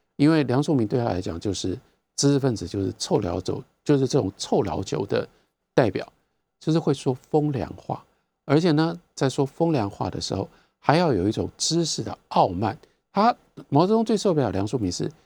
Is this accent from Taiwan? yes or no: yes; Taiwan; 我在台湾长大的